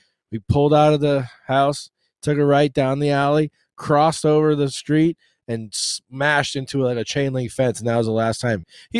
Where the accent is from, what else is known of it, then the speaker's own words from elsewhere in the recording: Boston, Massachusetts, United States; now in Florida, United States; I'm from Boston.